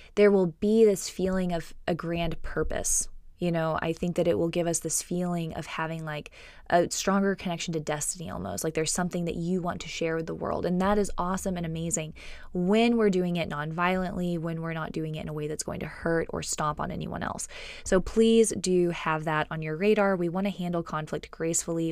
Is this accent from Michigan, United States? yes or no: no; Texas, United States; also born or lived in California; I grew up in Texas. I was born in California. I grew up in Texas